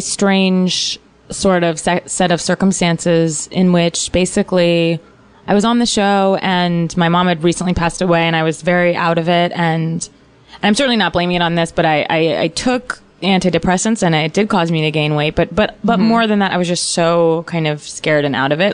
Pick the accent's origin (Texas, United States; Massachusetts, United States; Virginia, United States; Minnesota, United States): Virginia, United States; I grew up in Virginia